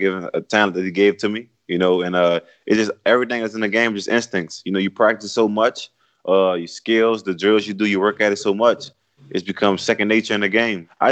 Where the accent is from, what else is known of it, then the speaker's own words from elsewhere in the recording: New Orleans, Louisiana, United States; I'm from New Orleans